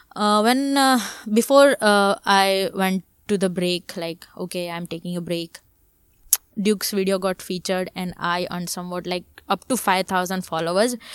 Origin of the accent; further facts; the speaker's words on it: Surat, Gujarat, India; also born or lived in Mumbai; I'm from Surat, uh, a place where, uh, there is no other, uh, you know, uh, career streams